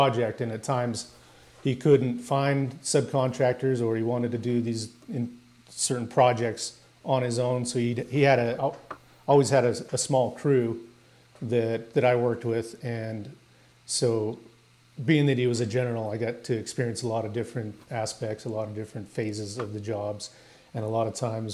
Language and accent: English; Utah, United States; I grew up in the Rocky Mountains in Utah